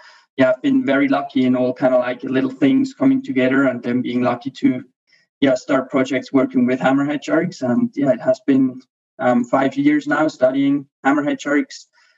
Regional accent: Switzerland; also born or lived in Bimini, Bahamas; Yeah, I'm from Switzerland.

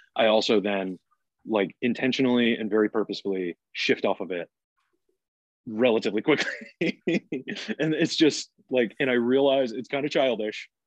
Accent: Massachusetts, United States; moved away; I'm originally from Massachusetts

